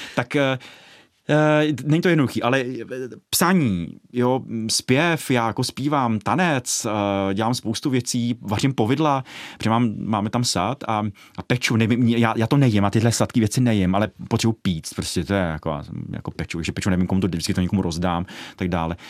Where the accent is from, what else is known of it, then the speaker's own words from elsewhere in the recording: Ostrov, Karlovy Vary Region, Czechia; já jsem panelákový dítě, z Ostrova nad Hoří